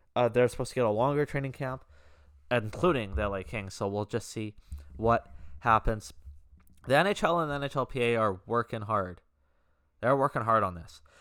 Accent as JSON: {"language": "English", "country": "Canada", "said": "I'm Canadian"}